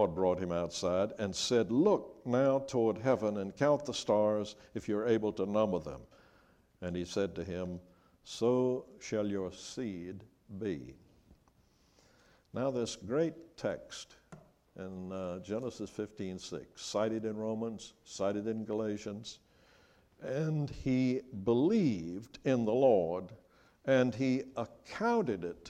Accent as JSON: {"language": "English", "town": "Charleston", "region": "South Carolina", "country": "United States", "tie": "born or raised there", "said": "I grew up in Charleston, South Carolina"}